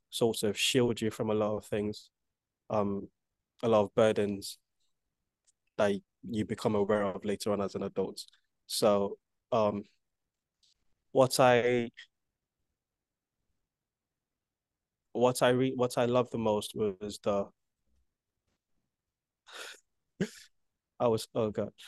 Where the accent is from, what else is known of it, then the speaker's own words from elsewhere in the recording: Nigeria; now in United Kingdom; growing up in Nigeria